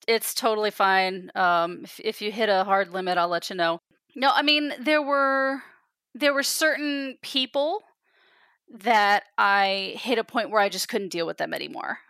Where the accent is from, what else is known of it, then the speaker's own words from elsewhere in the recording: East Coast, United States; moved away; they knew that I was from the East Coast